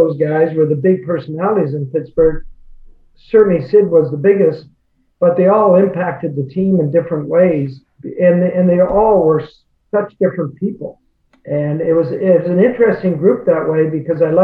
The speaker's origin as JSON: {"language": "English", "region": "Nova Scotia", "country": "Canada", "moved": "yes", "said": "We're both from the Maritimes. I'm from Nova Scotia."}